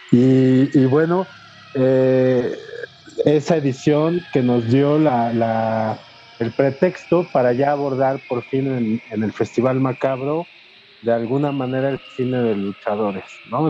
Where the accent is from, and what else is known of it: Mexico